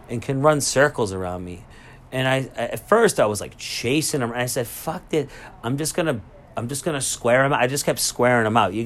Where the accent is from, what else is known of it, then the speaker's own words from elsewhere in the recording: Lynn, Massachusetts, United States; I'm from Lynn